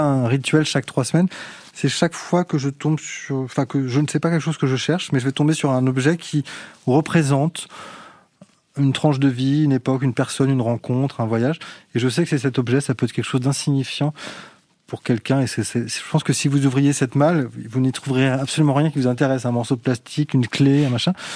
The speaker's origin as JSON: {"language": "French", "country": "France", "said": "intimement, je suis français"}